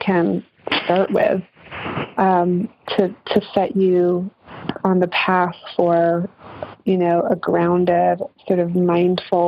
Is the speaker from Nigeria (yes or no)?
no; England, United Kingdom; moved away; And I grew up in England